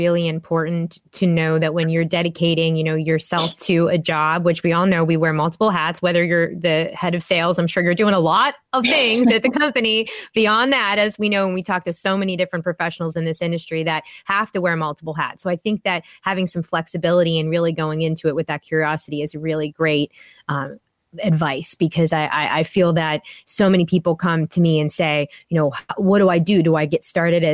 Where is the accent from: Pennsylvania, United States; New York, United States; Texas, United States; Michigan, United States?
Pennsylvania, United States; Pittsburgh; I'm from Pittsburgh